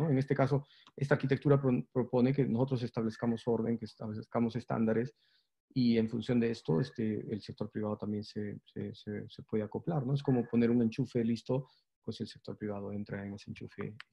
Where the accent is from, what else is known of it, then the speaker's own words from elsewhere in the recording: Peru; pero nosotros en el Perú somos peruanos, entonces este, nosotros decimos que sí, ¿no?